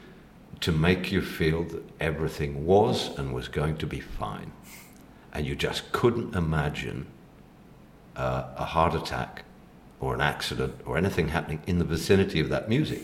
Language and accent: English; Mexico; moved away; I grew up in Mexico